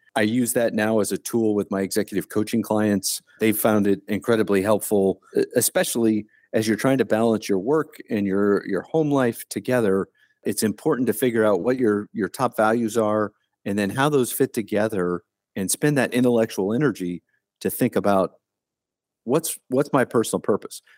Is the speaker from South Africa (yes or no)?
no; Delaware, Ohio, United States; moved away; I was born and raised in Delaware, Ohio